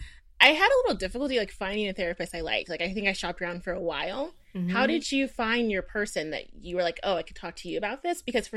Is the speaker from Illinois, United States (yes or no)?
no; Houston, Texas, United States; moved away as an adult; also born or lived in New York; So right now I have no home. We're usually in New York, but I'm from Houston. So I'm back to my family in Houston.